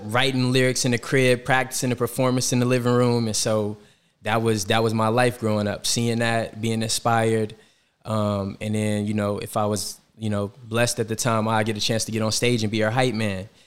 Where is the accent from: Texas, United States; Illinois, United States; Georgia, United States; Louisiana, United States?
Georgia, United States; Atlanta; moved away as an adult; also born or lived in Washington, D.C.; now in New York City, United States; growing up in Atlanta, I took summer classes at Morehouse when I was in high school